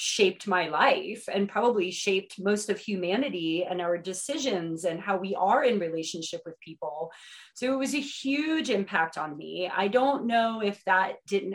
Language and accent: English; West Virginia, United States; now in Asheville, United States; I was born and raised in West Virginia, came down here to the mountains of North Carolina in about 1993